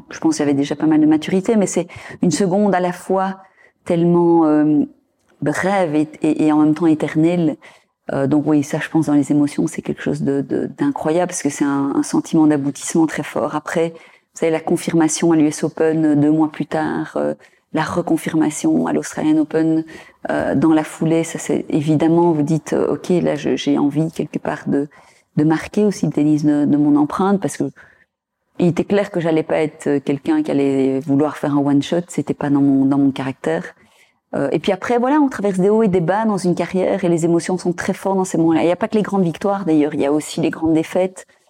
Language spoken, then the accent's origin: French; Belgium; en tant que Belge